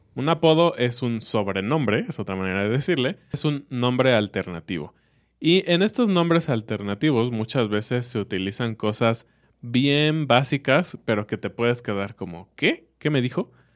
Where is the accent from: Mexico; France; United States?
Mexico; como mexicano